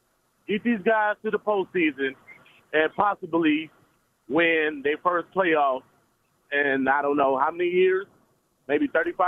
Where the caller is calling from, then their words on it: Detroit, Michigan, United States; Yeah, I'm calling from Detroit.